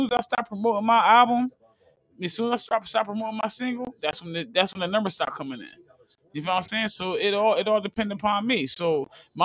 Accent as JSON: {"language": "English", "region": "New Jersey", "country": "United States", "tie": "born or raised there", "said": "I'm interviewing people from my hometown"}